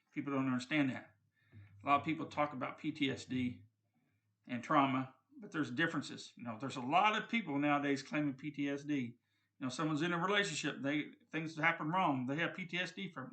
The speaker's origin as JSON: {"language": "English", "country": "United States", "said": "I'm an American"}